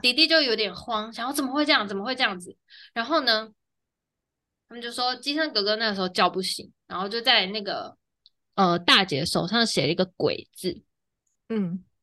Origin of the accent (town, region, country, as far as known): Taiwan